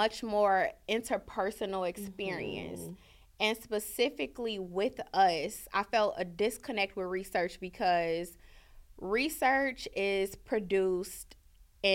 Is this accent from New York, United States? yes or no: no; Chicago, Illinois, United States; growing up in Chicago